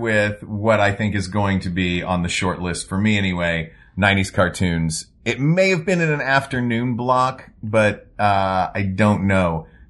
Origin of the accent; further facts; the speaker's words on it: Tennessee, United States; I grew up in Tennessee.